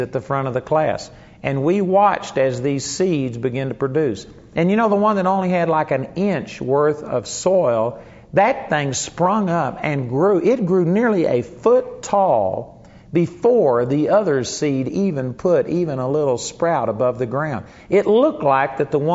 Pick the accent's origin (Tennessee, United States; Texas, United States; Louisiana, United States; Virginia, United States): Texas, United States; Arlington; the house that I grew up in Arlington, Texas